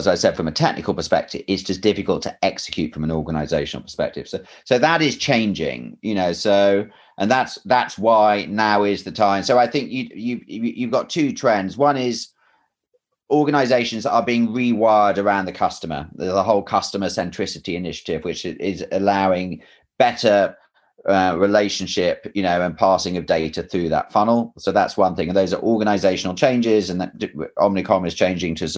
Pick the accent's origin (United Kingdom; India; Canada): United Kingdom; England; moved away; I'm English